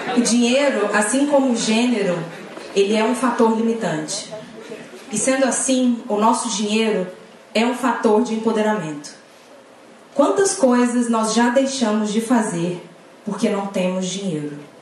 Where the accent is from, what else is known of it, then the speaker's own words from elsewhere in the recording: Pernambuco, Brazil; now in Salvador, Brazil; moro em Salvador, mas sou pernambucana